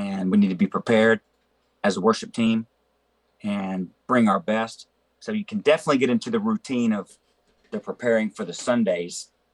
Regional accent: Memphis, Tennessee, United States; I grew up in Memphis

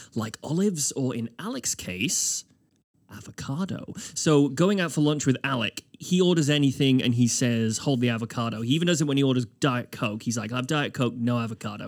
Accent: United Kingdom; now in Halifax, Canada; as a Brit

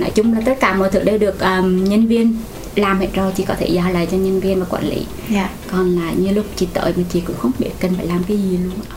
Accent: Quảng Trị, Vietnam; moved away as an adult; also born or lived in Hue; now in Ho Chi Minh City, Vietnam; chị người gốc ở Quảng Trị, chị đến ở Sài Gòn khoảng 12 năm rồi

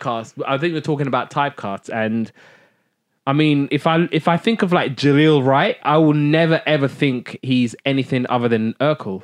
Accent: United Kingdom; I'm a Brit

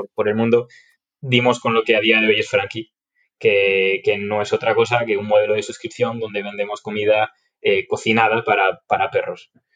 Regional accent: Galicia, Spain; yo soy gallego, estudié en Vigo

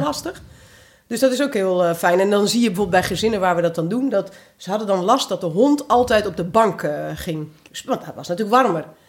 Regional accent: Twente, Overijssel, Netherlands; moved away; also born or lived in Curaçao; ik ben half Antilliaans, half Tukkers. Of nou, in Twente opgegroeid

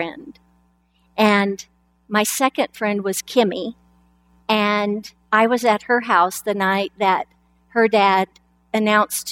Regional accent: Lapwai, Idaho, United States; I was born in Lapway, Idaho. We never went anywhere. We didn't even go to the state capital. We just stayed in Lapway.

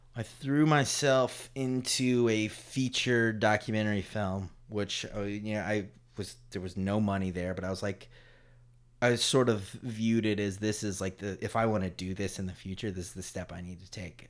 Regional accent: Durham, North Carolina, United States; moved away as an adult; also born or lived in Paris, France / Chapel Hill; when we were growing up in Durham

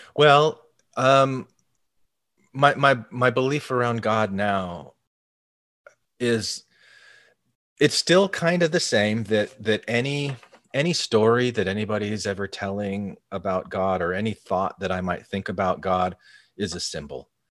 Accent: Arizona, United States; growing up in Arizona in a fairly large Mormon community

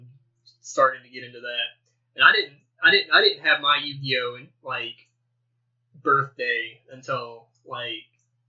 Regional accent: Arkansas, United States; we're from Arkansas. Like small town Arkansas.

